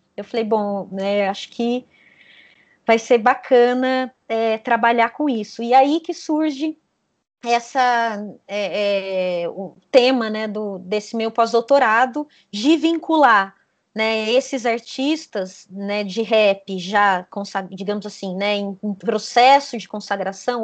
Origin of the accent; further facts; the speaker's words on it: south of Minas Gerais, Brazil; na cidade onde eu cresci, né, uma cidade pequenininha, é, do sul de Minas Gerais